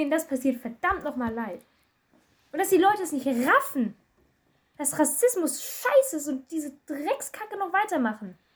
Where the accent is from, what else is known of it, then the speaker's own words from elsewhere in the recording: Germany; Ich komme aus Deutschland und du aus keine Ahnung wo.